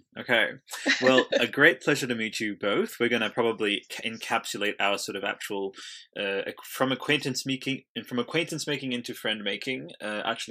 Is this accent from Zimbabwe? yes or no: no; Italy; I'm from Italy